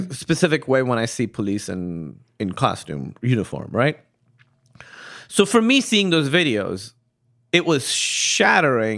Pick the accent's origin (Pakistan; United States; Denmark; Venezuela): Pakistan; moved away; I grew up in Pakistan